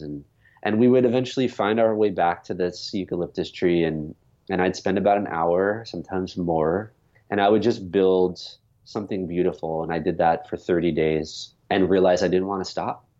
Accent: New York, United States; born or raised there

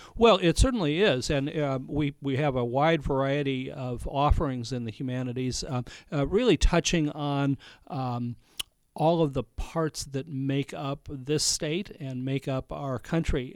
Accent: Ohio, United States; moved away as an adult; also born or lived in Montgomery, Alabama / Michigan / Palm Beach, Florida; now in Napa, United States; I grew up in Ohio

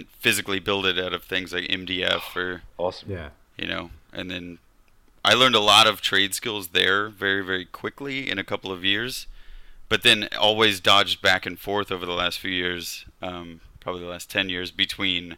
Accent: Kansas, United States; I grew up in Kansas in the Midwest in a tiny town

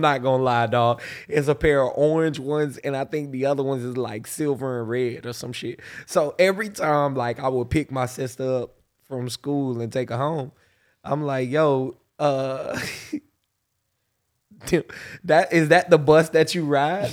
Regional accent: Pensacola, Florida, United States; growing up in Pensacola

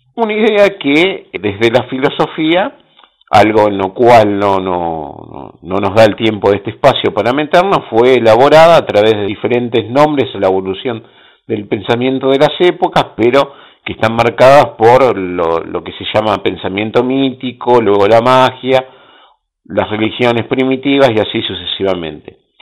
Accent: Bahía Blanca, Buenos Aires Province, Argentina; yo soy de Bahía Blanca, sí, capital del básquet de Argentina

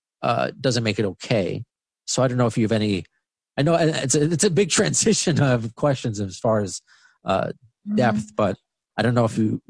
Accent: New York, United States; I'm a Northerner. I'm a New Yorker.

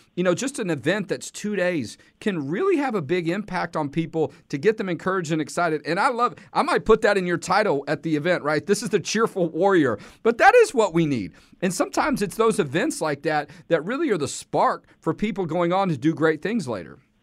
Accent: Texas, United States; being a Texan

